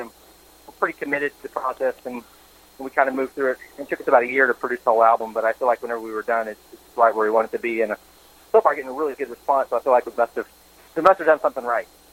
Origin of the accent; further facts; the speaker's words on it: Tahlequah, Oklahoma, United States; moved to my hometown, Tahlequah